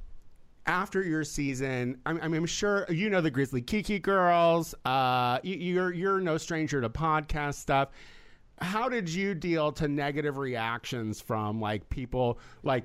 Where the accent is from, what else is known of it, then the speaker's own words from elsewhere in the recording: New York, United States; I'm from New York.